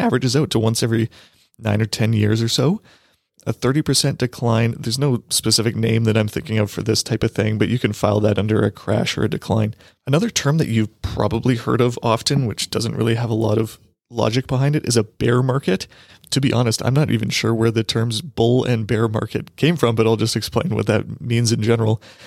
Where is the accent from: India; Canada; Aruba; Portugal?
Canada; Canadian investors here